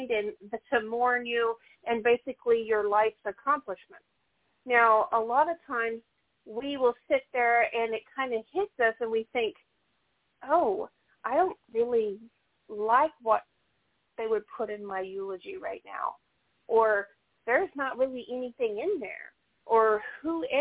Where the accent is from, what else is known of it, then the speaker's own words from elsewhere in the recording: the South, United States; also born or lived in Missouri; I'm from the South